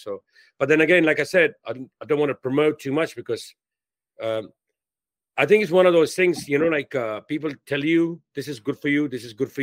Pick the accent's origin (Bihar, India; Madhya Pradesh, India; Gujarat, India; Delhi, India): Delhi, India; born or raised there; moved away as an adult; also born or lived in London, United Kingdom